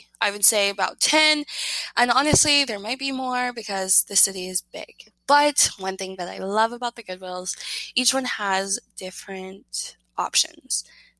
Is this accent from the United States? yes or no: yes; Tennessee, United States; I grew up in the South, so, you know, coming out of Tennessee